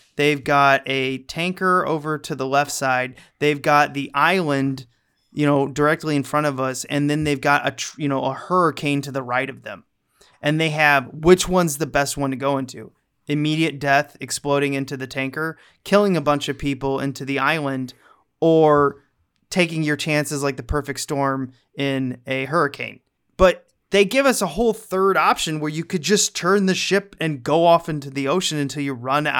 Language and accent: English; Missouri, United States; No, I'm from Missouri.